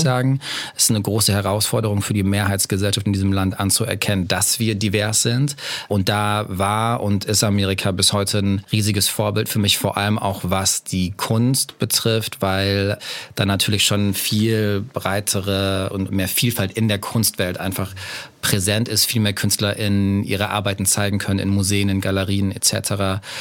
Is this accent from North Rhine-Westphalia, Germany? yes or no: yes; Bielefeld, North Rhine-Westphalia, Germany; ich bin in Nordrhein-Westfalen aufgewachsen, mhm. in Bielefeld